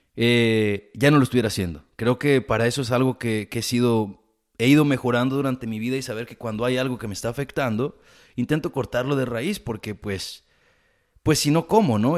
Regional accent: Jalisco, Mexico; moved away; soy de Jalisco, y sí decimos vale

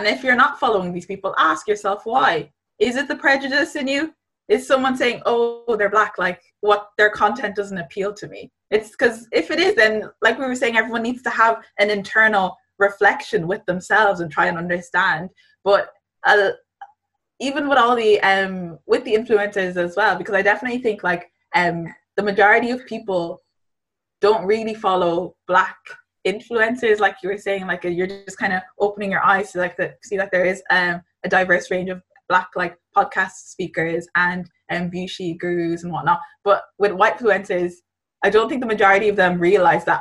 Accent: Ireland; I'm Irish, I grew up in Ireland

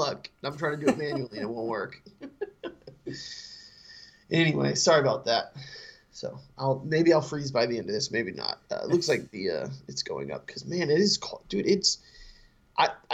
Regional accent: Florida, United States; I'm from Florida

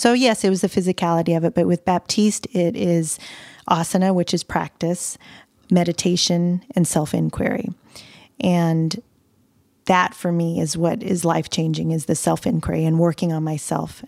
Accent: Pensacola, Florida, United States; moved away as an adult; now in Nashville, United States; So having been raised in L A, Lower Alabama, 'cause Pensacola is borderline Alabama. I was raised in the South.

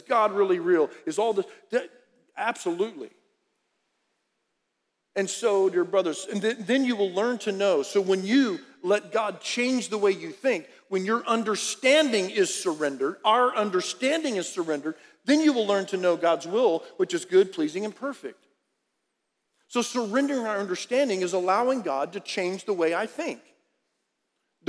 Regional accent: Harlingen, Texas, United States; moved away as an adult; also born or lived in Dallas, Texas; I was raised in South Texas, Harlingen

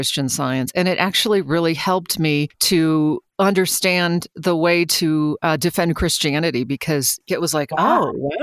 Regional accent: Alaska, United States; also born or lived in Roseville, California; now in Reno, United States; being an Alaska girl or, you know, growing up in Alaska

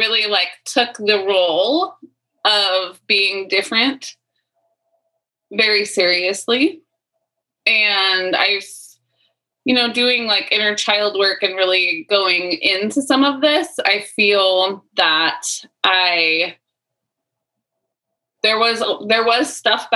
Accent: Humboldt County, California, United States; I am from Humboldt County. And Humboldt County is like the weed capital of this part of the world

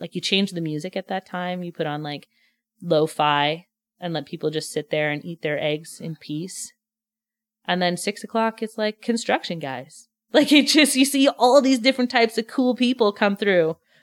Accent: Montreal, Quebec, Canada; moved away as an adult; also born or lived in Pointe-Claire / Vancouver; I grew up in the West Island

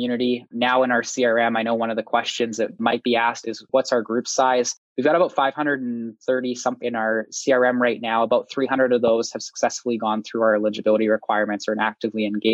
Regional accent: Winnipeg, Manitoba, Canada; I'm from Winnipeg, Manitoba

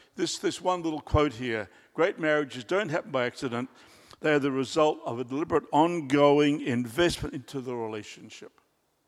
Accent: Australia; now in Christchurch, New Zealand; I'm an Australian by birth

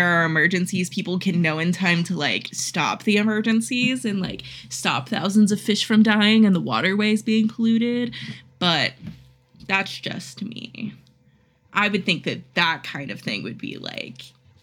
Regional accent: Bellefontaine, Ohio, United States; nobody knows how to pronounce my hometown, Bellefontaine

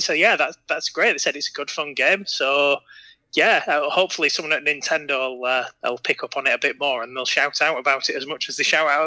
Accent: North Shields, North East England, United Kingdom; I'm from the northeast of England, near a city called Newcastle, which people might have heard of, in a tiny little town called North Shields that no one will have heard of.

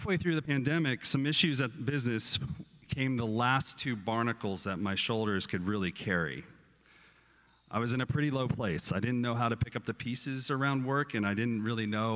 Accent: Texas, United States; I grew up in Texas in a non-religious household

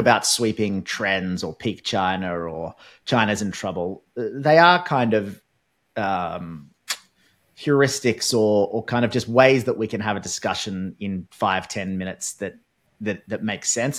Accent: Australia

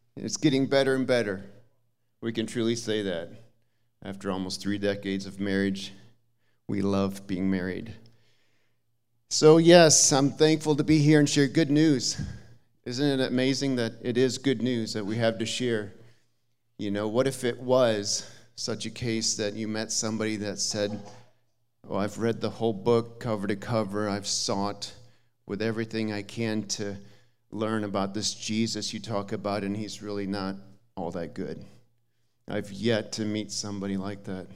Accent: Jackson, Minnesota, United States; moved away as an adult; now in China; I was born in Jackson, Minnesota, small little town, thirty-five hundred people

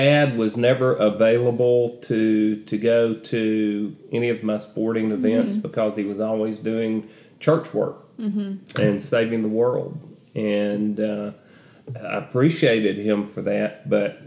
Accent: Northeast Mississippi, United States; now in Union City; I grew up in Northeast Mississippi, and I was a preacher's kid

